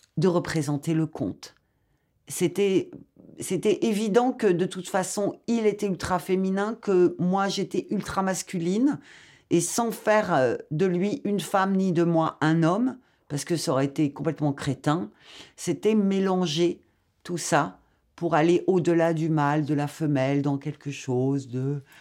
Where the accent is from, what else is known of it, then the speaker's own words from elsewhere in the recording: Algeria; moved away; also born or lived in Paris, France / Lyon, France; Je viens de l'Algérie. J'ai habité Paris, Lyon.